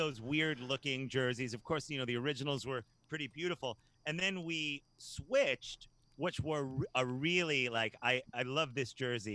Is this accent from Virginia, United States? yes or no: yes; Hampton Roads, Virginia, United States; where we're from here in Hampton Roads